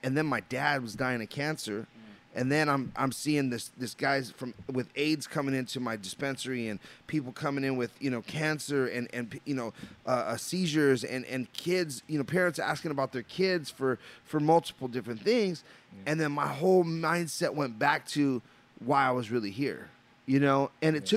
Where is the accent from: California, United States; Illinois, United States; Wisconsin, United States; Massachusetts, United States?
California, United States; Los Angeles; I'm a Los Angeles native, you know, and I grew up in Los Angeles on the Imperial Highway